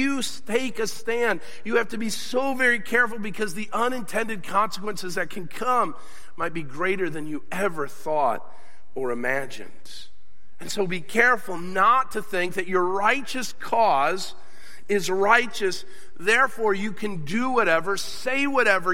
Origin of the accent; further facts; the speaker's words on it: United States; I'm an American